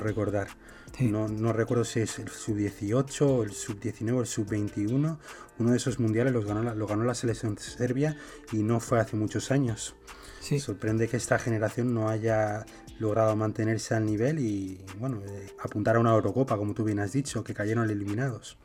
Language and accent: Spanish; Zaragoza, Aragon, Spain; Yo soy de Zaragoza